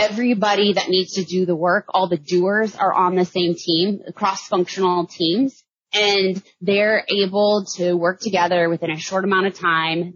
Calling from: Austin, Texas, United States; I'm calling in from Austin, Texas.

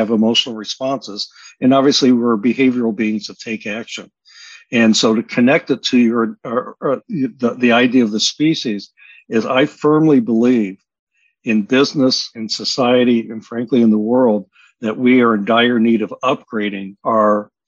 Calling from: Bainbridge Island, Washington, United States; Bainbridge Island, Washington, off the near Seattle.

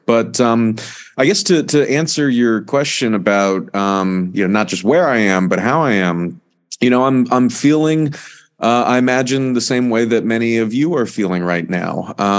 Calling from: Baltimore, Maryland, United States; I am calling in from Baltimore in the United States, from the Real News Network studio here in Baltimore.

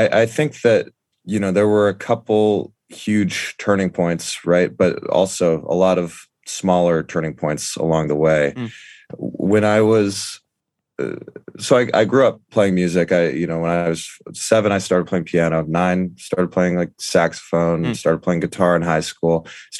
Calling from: Brooklyn, New York, United States; It's on the edge of Park Slope in Brooklyn.

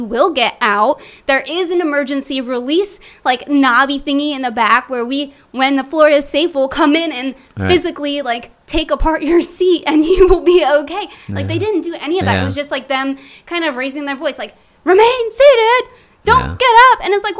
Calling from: Gilbertsville, Pennsylvania, United States; Yeah, Gilbertsville, Pennsylvania.

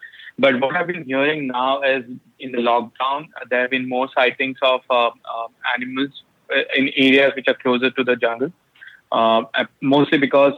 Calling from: Mumbai, Maharashtra, India; I live in Mumbai, India. We are under a lockdown right now. I'm at home.

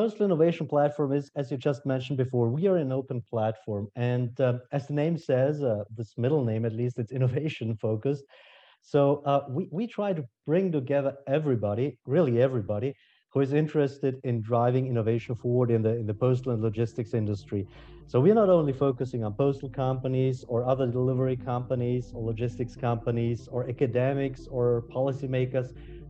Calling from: France; I'm Zooming in from France.

